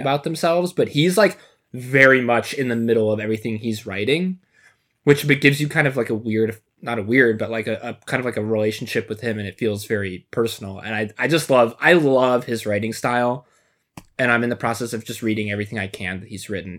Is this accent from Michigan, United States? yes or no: yes; Michigan, United States; now in Chicago, United States; I grew up in Michigan and now living in Chicago